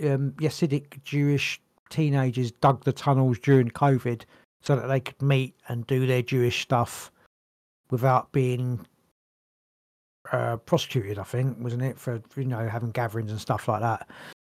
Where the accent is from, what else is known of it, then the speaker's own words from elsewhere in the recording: England, United Kingdom; I'm British. I'm English. United Kingdom, and my country